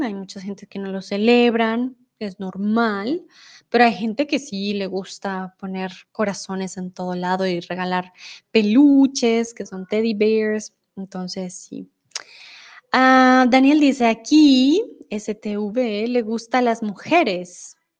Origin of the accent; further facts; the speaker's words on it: Bogotá, Colombia; Yo vengo de Colombia, soy de Bogotá